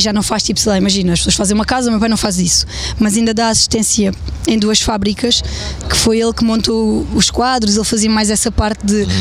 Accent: Évora, Évora District, Portugal; now in Vendas Novas, Portugal; Eu nasci em Évora.

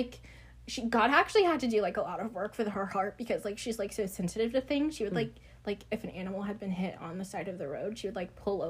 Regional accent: Virginia, United States

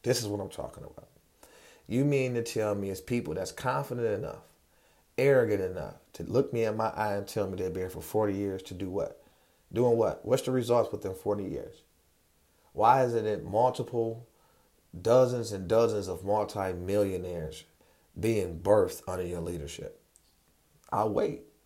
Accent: United States; I'm a descendant of Moroccans and born in America.

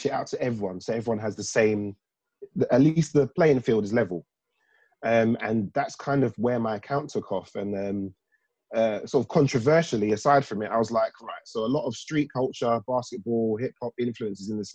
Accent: London, United Kingdom; I grew up in South London, in sort of the Croydon, Fulton Heath area, South Norwood.

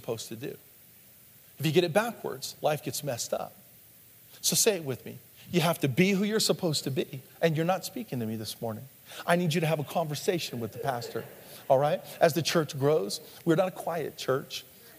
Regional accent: the Northwest, Pacific Northwest, United States; When I was a kid, growing up in the Northwest, there's lots of bridges there.

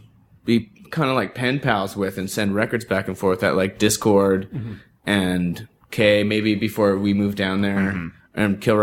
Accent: Bellevue, Washington, United States; Because like a lot of the when I grew up in the East Side, Bellevue, Washington. We're close to Issaquah.

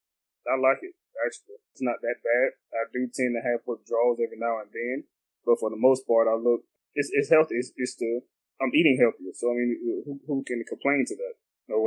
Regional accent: the South, United States; Because I'm from the South, so I like a lot of greasy fried

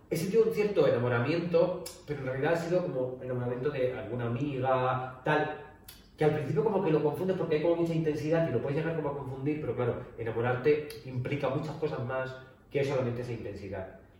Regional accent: Spain; Porque soy maricón de España.

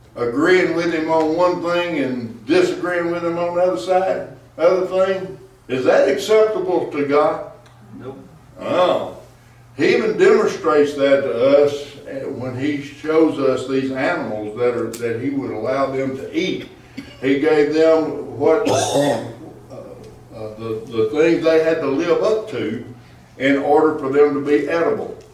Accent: Arkansas, United States; now in Texas, United States; I'm from Arkansas

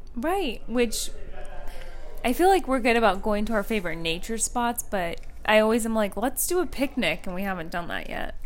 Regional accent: West Coast, United States; moved away; the West Coast, even where I grew up

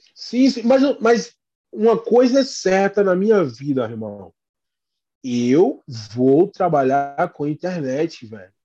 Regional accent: Brazil; first language Portuguese; also born or lived in Boston, United States; now in United States; nós somos brasileiros, a gente é do Brasil.

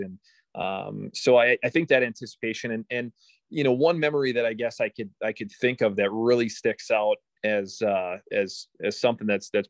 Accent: Minnesota, United States; I'm from Minnesota.

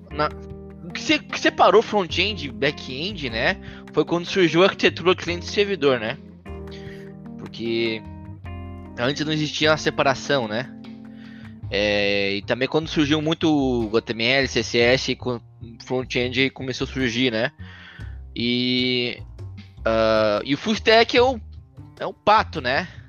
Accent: Florianópolis, Santa Catarina, Brazil; sou brasileiro, né, aqui do Sul, Floripa.

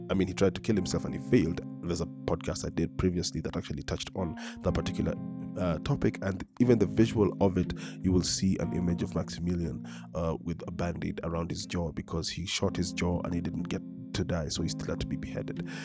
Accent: Nairobi, Kenya; I am born and raised in Nairobi. I have never been outside this continent

